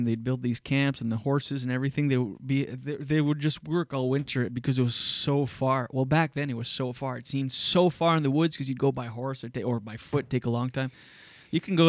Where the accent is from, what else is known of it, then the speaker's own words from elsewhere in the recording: Skiduk, New Brunswick, Canada; moved away; also born or lived in Wakefield; where I grew up on Dion Road in Skiduk, New Brunswick